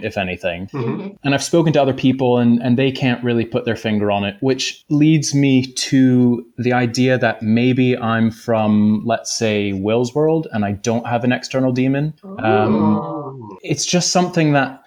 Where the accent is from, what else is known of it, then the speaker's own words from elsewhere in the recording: North Carolina, United States; moved away as an adult; I'm from North Carolina originally, over in the States